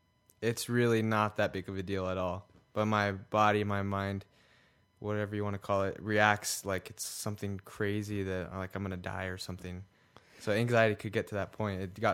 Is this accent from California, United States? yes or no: yes; California, United States; now in Utah, United States; Well, I am from here. I'm from Utah, originally from California.